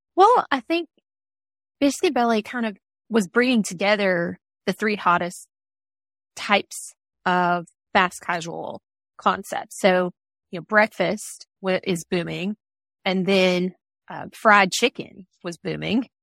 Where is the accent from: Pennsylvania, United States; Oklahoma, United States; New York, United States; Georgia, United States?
Georgia, United States; moved away as an adult; now in Louisville, United States; we're from Georgia